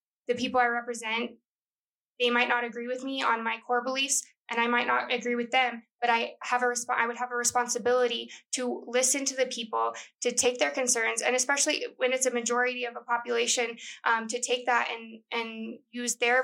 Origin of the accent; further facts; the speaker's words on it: El Paso, Texas, United States; I'm from El Paso